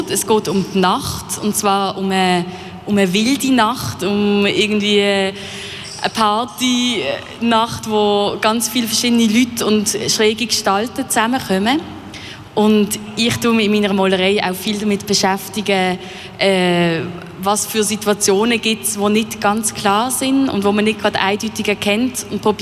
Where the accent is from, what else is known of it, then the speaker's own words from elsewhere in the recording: Basel, Basel-Stadt, Switzerland; also ich komme aus Basel, wie man vielleicht hört